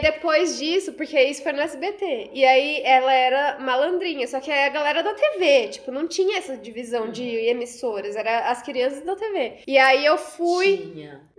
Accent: Rondônia, Brazil; also born or lived in Cerejeiras / Vilhena; now in São Paulo, Brazil; eu vim pra São Paulo porque eu sou de Rondônia.

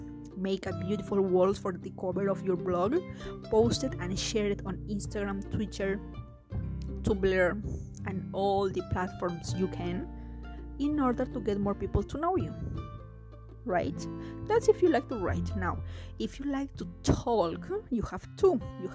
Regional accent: Peru; English is a second language; And after I will say, it's a joke, I'm Peruvian. Y les hablaré en español como para que sepan que soy de Perú.

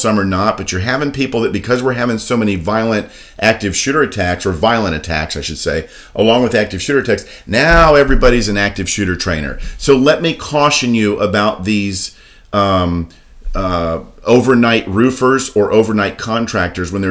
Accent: Daytona Beach, Florida, United States; I was born and raised in Daytona Beach my whole life

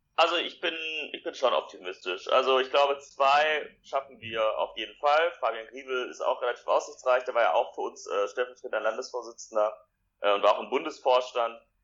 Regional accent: Essen, North Rhine-Westphalia, Germany; Ich komme aus Essen

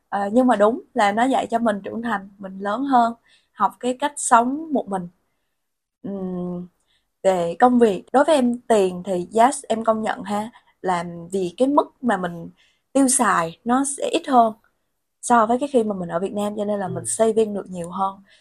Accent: Vietnam; moved away as an adult; also born or lived in Bangkok, Thailand; em là người Việt Nam

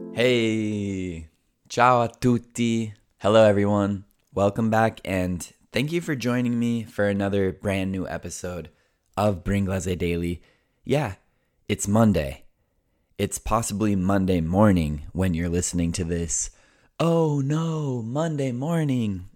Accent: United States; first language English; I was born and raised in the United States

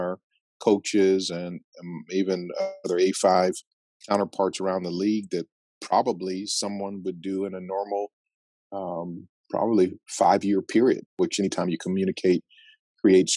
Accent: Phoenix, Arizona, United States; also born or lived in Tempe, Arizona; I was born and raised in South Phoenix

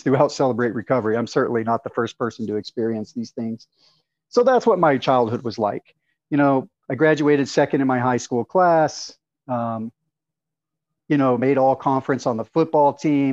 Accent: Arkansas, United States; I was raised, I grew up in Arkansas. I was raised in a typical Southern family

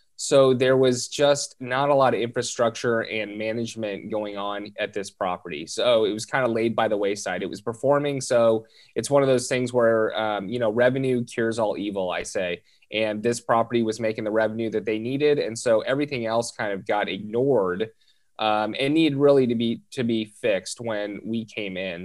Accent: Southern California, United States; born and raised in Southern California

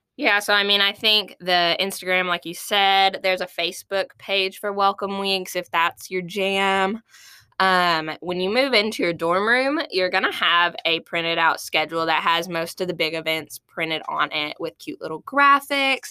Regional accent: Mayflower, Arkansas, United States; moved away as an adult; now in Fayetteville, United States; I am from Mayflower, Arkansas originally, but I've lived here in Fayetteville for the last five years

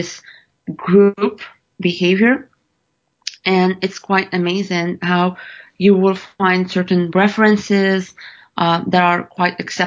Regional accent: Morocco; moved away as an adult; now in United States; I've been born and raised in Morocco

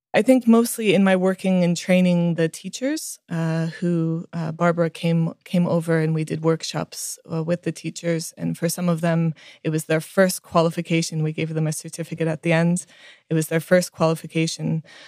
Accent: India; so I was born and raised in India uh, to very hippie parents who believed in uh, in really um, showing us the world

